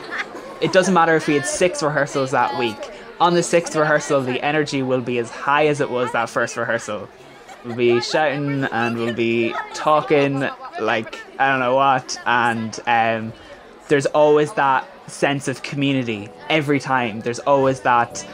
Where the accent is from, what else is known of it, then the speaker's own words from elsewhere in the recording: County Monaghan, Ulster, Ireland; I'm 17 and I'm from County Monaghan